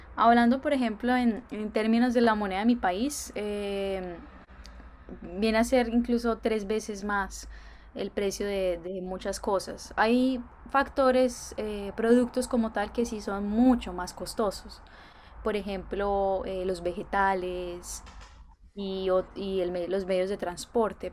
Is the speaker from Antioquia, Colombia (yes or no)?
no; Cúcuta, Norte de Santander, Colombia; first language Spanish; moved away as an adult; also born or lived in Medellín; now in Japan; Sí, soy colombiana, soy originaria de la ciudad de Cúcuta, pero he vivido los últimos años eh, en Medellín